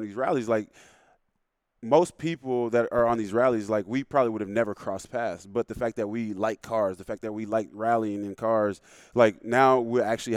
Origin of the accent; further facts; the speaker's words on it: the South, United States; now in Seattle, United States; I'm from the South